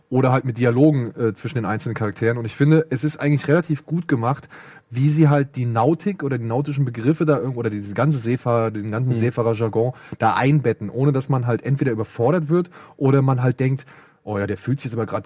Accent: Hamburg, Germany; Ein, aber, als Hamburger weißt du das so.

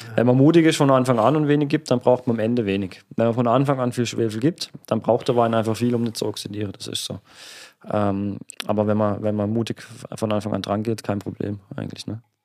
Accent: Oberbergen, Baden-Württemberg, Germany; bei uns in Oberbergen am Kaiserstuhl

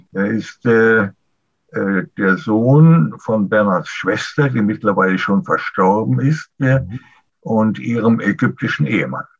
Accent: Germany; bei uns in Deutschland

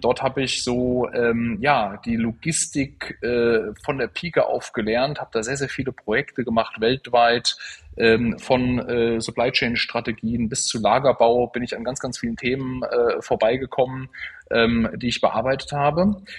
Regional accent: Central Hesse, Germany; eine Lehre zum Speditionskaufmann zu machen in Mittelhessen, da wo ich aufgewachsen bin.

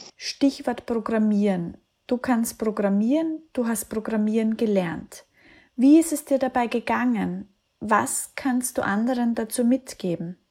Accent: Austria; Ich komme aus einem kleinen Dorf in Österreich

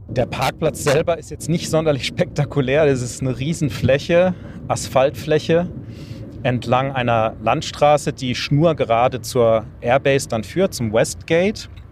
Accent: Weinstraße, Rhineland-Palatinate, Germany; ich bin ja an der Weinstraße aufgewachsen

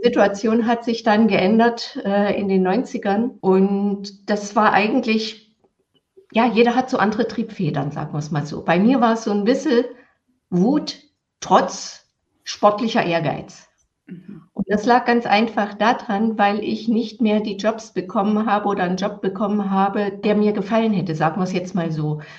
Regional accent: East Germany, Germany; ich bin im Sozialismus aufgewachsen

